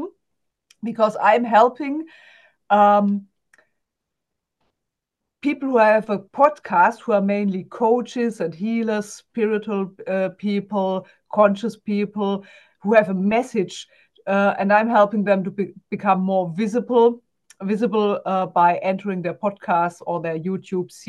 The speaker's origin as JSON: {"language": "English", "country": "Germany", "accent": "German", "second_language": "English", "said": "I'm also German, as you can hear from my accent."}